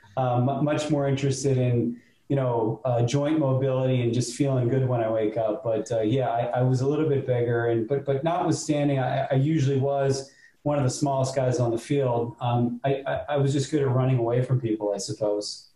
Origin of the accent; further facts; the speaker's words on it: North Palm Beach, Florida, United States; also born or lived in Miami; I grew up in Ju- Juno Isles Boulevard, um, and I, I, was cutting lawns at the age of, of 10